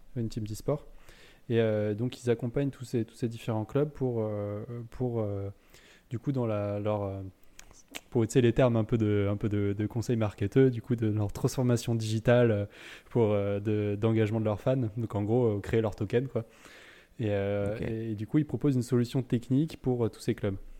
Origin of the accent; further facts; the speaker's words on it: Lyon, Auvergne-Rhône-Alpes, France; nous, on vient de Lyon